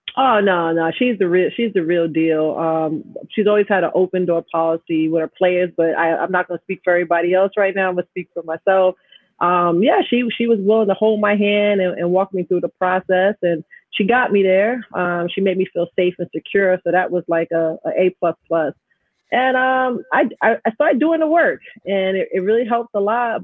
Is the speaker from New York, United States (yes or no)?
yes; New York City, New York, United States; also born or lived in Jamaica, Queens; growing up in Astoria, having my parents separate.